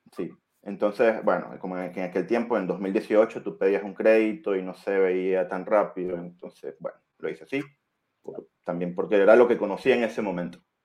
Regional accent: Venezuela; moved away as an adult; now in Chile; soy extranjero, venezolano, estoy acá en Chile casi, hace casi siete años

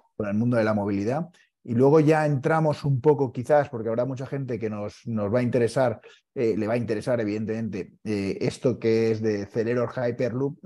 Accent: Valencia, Valencian Community, Spain; now in Madrid, Spain; mi pueblo, ¿eh? de, Valencia

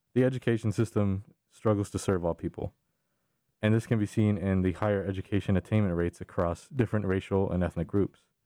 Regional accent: San Antonio, Texas, United States; moved away; I was born and raised in San Antonio.

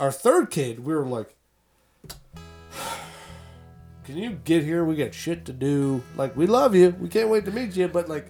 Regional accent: Florida, United States; We're from Florida.

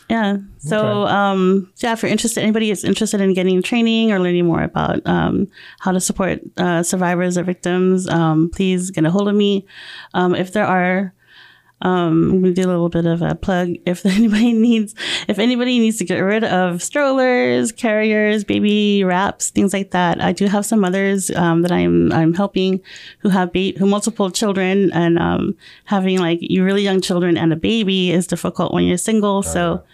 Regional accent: Philippines; I'm Filipino, so I don't know much about the Native American other than what I've learned in school.

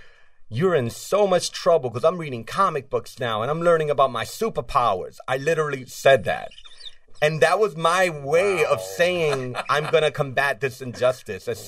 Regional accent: New York City, New York, United States; a Latin growing up in New York City.

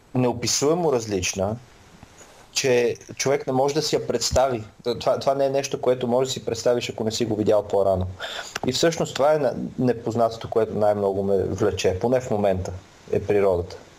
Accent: Samokov, Sofia Province, Bulgaria; moved away as an adult; now in England; Аз съм от Самоков

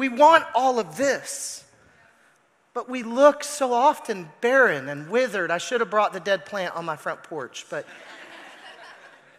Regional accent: Arkansas, United States; I'm from Arkansas

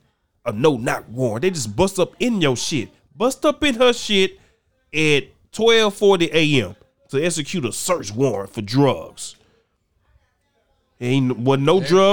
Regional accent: Grambling, Louisiana, United States; now in Missouri City, United States; I'm from North Louisiana

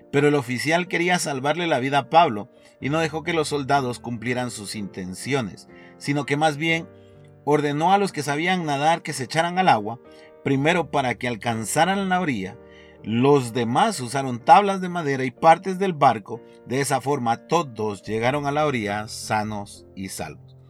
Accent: Guatemala; como guatemaltecos

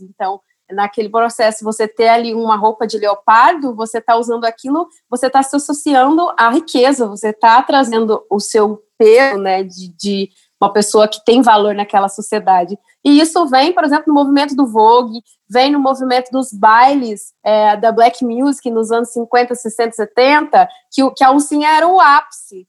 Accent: Minas Gerais, Brazil; sou mineira

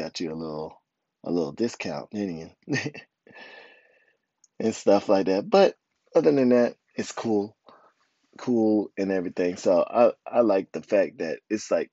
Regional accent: United States; moved away; We're American, right?

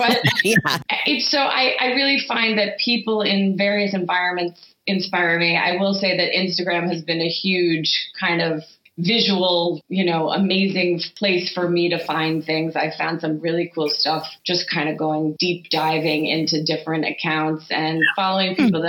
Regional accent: New York, United States; growing up in the Five Towns and the South Shore of Long Island

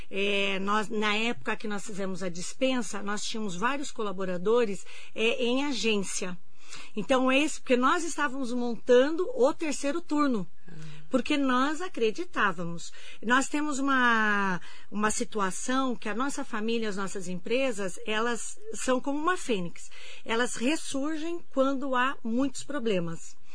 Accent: Mogi das Cruzes, São Paulo, Brazil; E como todos nós somos daqui de Mogi, nós queríamos procurar algo aqui.

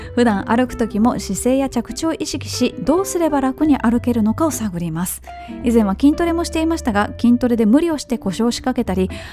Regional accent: Kobe, Hyogo, Japan; 私の地元の神戸の須磨の須磨寺というお寺があるんですけど

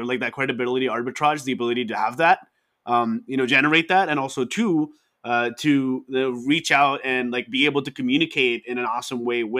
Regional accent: Dubai, United Arab Emirates; now in United States; I was born and raised in Dubai

